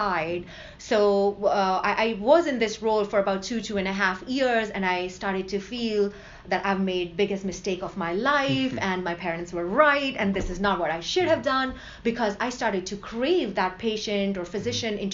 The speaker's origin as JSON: {"language": "English", "country": "India", "tie": "born or raised there", "moved": "yes", "lives_now": "United States", "said": "growing up in India"}